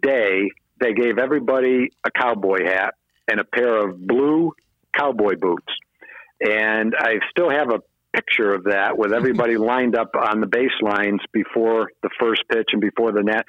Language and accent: English; New England, United States; moved away as an adult; I was from New England. It wasn't that far from home.